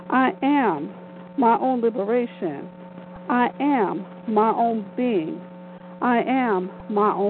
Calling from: New Jersey, United States; I'm live from New Jersey.

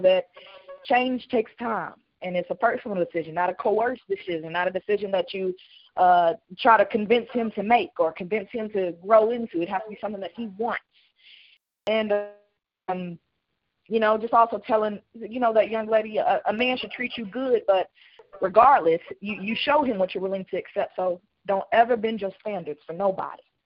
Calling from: Cincinnati, Ohio, United States; I'm calling from Cincinnati

